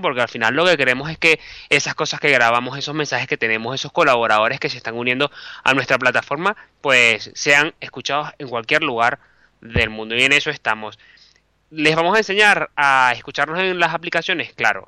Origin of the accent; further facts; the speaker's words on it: Venezuela; moved away as an adult; also born or lived in Caracas / Bilbao; now in Madrid, Spain; yo soy periodista, soy venezolano